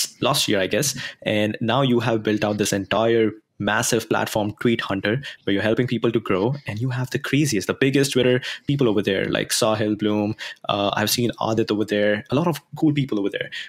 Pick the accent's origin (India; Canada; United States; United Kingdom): India; moved away; while I was back in India, I grew up in India.